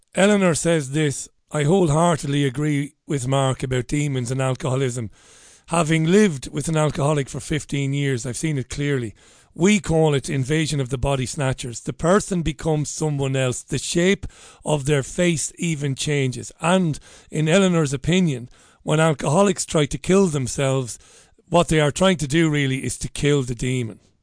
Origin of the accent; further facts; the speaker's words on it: Ireland; being an Irishman